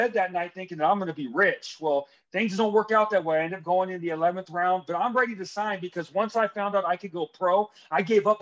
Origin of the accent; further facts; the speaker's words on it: Hesperia, California, United States; I grew up in Hesperia, California